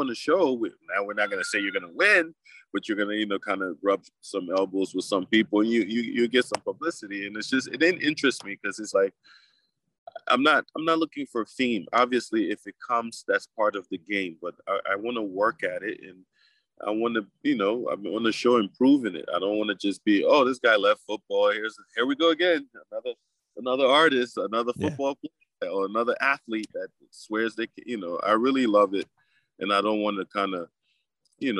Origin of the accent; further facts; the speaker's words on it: New Jersey, United States; also born or lived in Africa; I grew up in Jersey.